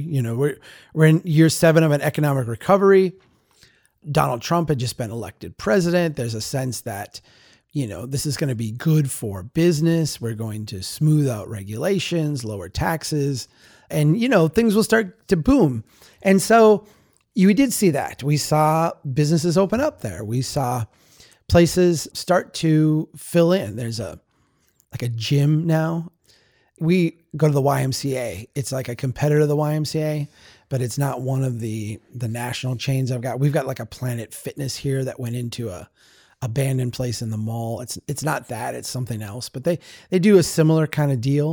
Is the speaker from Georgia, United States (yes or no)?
no; Baxter, Minnesota, United States; also born or lived in Brainerd, Minnesota; I live in Brainerd today. I grew up in Baxter